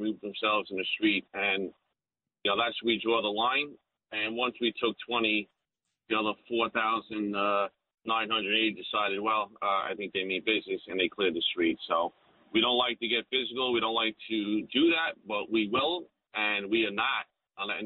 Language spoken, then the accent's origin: English; New York City, New York, United States; I'm from Bay Ridge. I know the area well